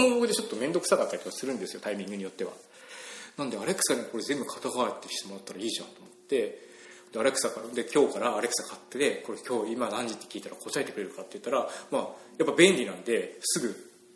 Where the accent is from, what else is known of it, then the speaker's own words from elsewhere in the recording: Ibaraki, Japan; now in Kyoto, Japan; 僕、茨城県の生まれなんですけども。